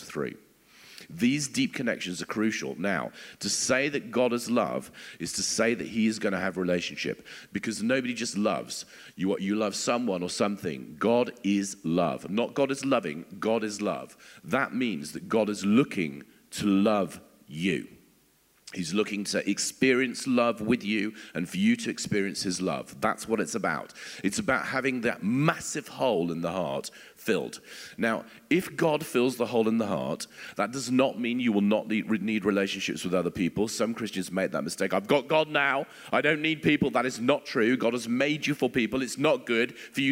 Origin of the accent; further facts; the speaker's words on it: England, United Kingdom; as English people